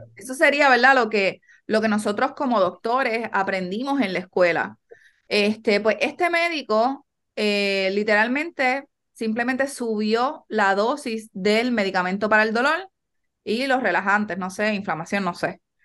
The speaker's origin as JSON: {"language": "Spanish", "town": "Yabucoa", "country": "Puerto Rico", "also_born_or_lived": "New York", "said": "nosotros somos de Yabucoa original"}